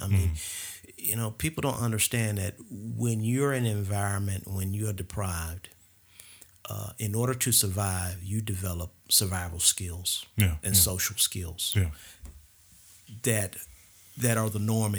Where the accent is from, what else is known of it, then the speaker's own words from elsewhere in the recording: St. Louis, Missouri, United States; You know, I'm from St. Louis, you're from Detroit.